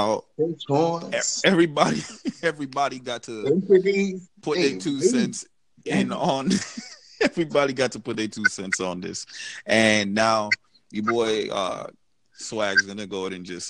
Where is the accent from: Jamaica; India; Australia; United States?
Jamaica; I'm from Jamaica